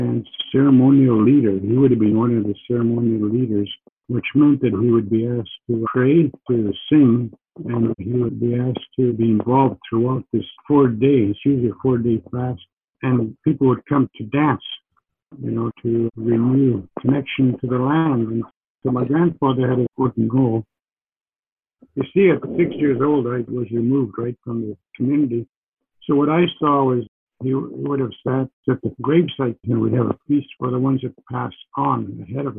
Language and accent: English; Sturgeon Lake First Nation, Saskatchewan, Canada; my family history begins with where I was born in Sturgeon Lake First Nation.